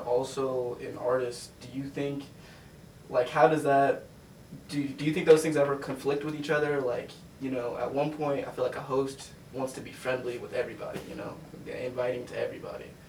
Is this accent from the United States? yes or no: yes; Denver, Colorado, United States; I'm from Denver